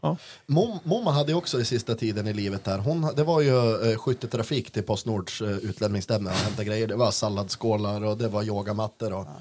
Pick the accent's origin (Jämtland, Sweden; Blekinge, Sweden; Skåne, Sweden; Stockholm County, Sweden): Jämtland, Sweden; Östersund; also born or lived in Oslo; sen flyttade jag hem igen då till mm. morsan, avslutade eh, en treårig gymnasiebildning på Vargentinskolan